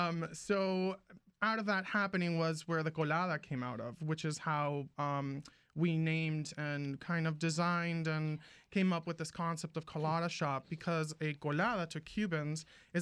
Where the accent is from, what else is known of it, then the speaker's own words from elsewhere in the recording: Venezuela; moved away; But I grew up in Venezuela.